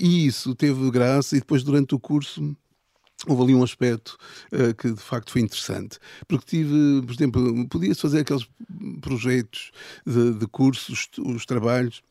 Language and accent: Portuguese; Lisbon, Portugal; also born or lived in Ílhavo; eu vivi sempre em Lisboa